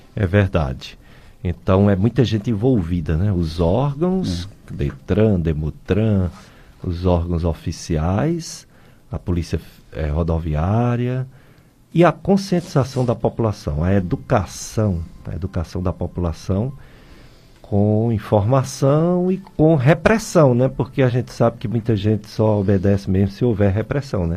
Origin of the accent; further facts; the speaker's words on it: Juazeiro do Norte, Ceará, Brazil; moved away; Desde 1989, quando eu voltei, eu sou daqui, de Juazeiro.